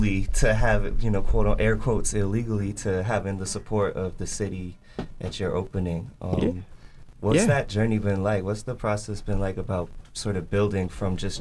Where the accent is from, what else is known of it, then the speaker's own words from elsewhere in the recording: Boston, Massachusetts, United States; I grew up in Boston